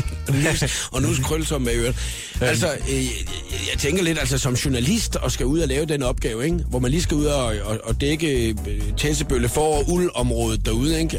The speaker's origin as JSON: {"language": "Danish", "town": "Skaldendrup", "region": "Southern Denmark", "country": "Denmark", "tie": "born or raised there", "moved": "yes", "said": "Jeg er jo fra Skaldendrup."}